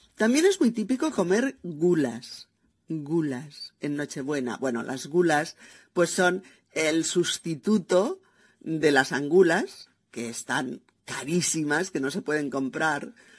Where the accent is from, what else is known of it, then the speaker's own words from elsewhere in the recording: Spain; also born or lived in Barcelona; mi país, España